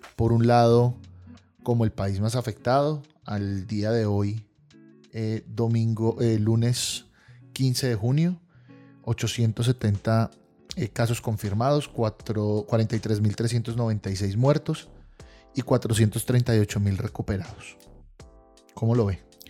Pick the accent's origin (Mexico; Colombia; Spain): Colombia; como colombiano